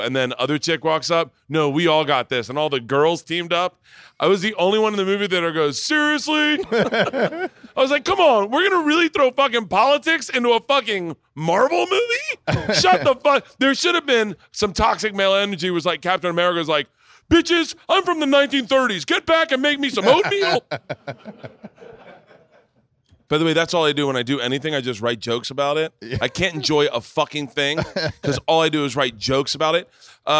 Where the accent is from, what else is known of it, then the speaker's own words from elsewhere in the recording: the South, United States; that's why I say, because I grew up in the South.